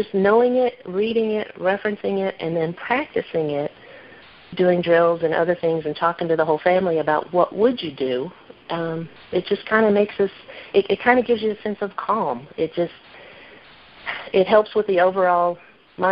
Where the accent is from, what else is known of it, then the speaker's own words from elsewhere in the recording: Midwest, United States; moved away as an adult; I grew up in the Midwest